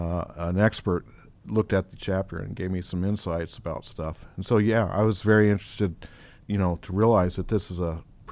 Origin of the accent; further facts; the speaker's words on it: Denver, Colorado, United States; I'm from the West, from Denver originally, and I was a tween, 11, 12, something around there.